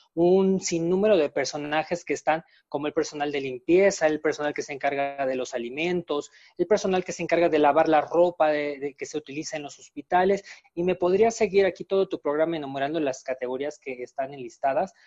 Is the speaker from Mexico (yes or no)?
yes; Mexico; los mexicanos sabemos hacerlo